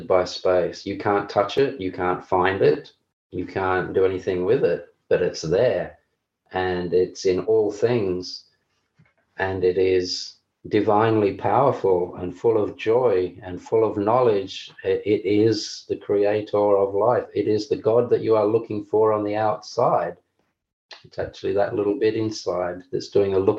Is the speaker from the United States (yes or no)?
no; Australia; I'm Australian